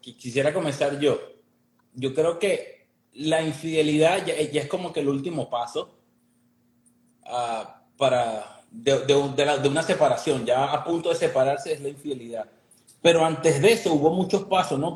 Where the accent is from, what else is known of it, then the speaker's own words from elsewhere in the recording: Venezuela; now in Miami, United States; nosotros somos Venezuela, vienen de Venezuela